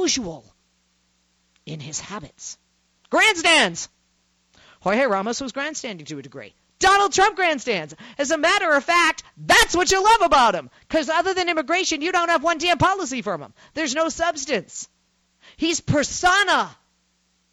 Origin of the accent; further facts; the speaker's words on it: Boston, Massachusetts, United States; moved away; also born or lived in Chicago, Illinois; I'm from Boston, Massachusetts